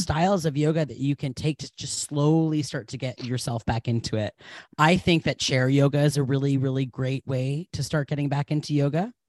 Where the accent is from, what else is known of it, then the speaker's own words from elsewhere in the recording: New England, United States; I'm from New England